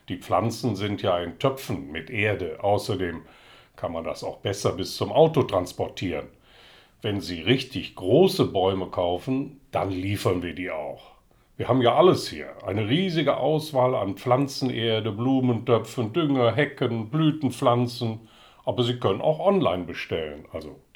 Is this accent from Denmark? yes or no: no; Netherlands; now in Berlin, Germany; Aus Holland.